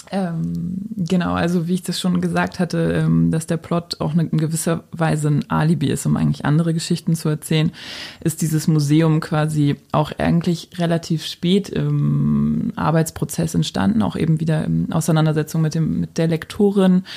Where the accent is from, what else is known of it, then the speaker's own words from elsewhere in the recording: Berlin, Germany; ich bin als Jugendliche in Berlin natürlich so sehr ähm, verwöhnt aufgewachsen